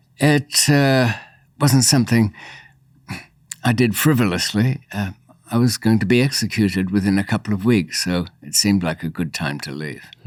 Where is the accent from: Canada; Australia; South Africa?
Australia; born or raised there; also born or lived in Bayswater, London, United Kingdom